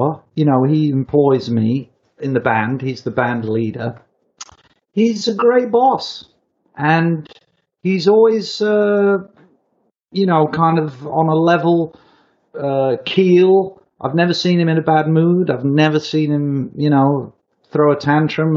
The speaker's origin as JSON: {"language": "English", "country": "United Kingdom", "said": "me as a Brit"}